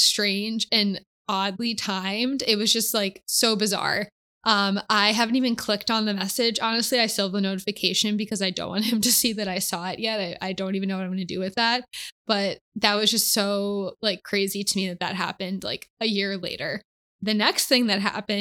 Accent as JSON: {"language": "English", "region": "Connecticut", "country": "United States", "tie": "born or raised there", "moved": "yes", "said": "my hometown, which is back in Connecticut"}